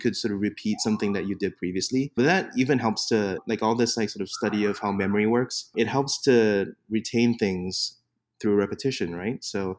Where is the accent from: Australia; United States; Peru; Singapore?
Singapore; first language English; So I'm being from Singapore, speak English as a first language. I always like to make fun of Americans who find out that I'm from Singapore and then they say, but your English is so good.